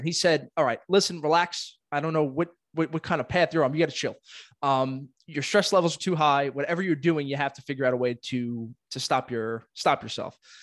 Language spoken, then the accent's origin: English; New York City, New York, United States; I am born and raised in Brooklyn, not leaving anytime soon